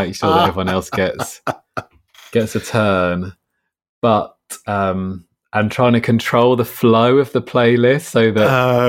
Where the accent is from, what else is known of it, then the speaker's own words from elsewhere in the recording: Rye, South East England, United Kingdom; also born or lived in Hastings; In Rye, in East Sussex, yeah.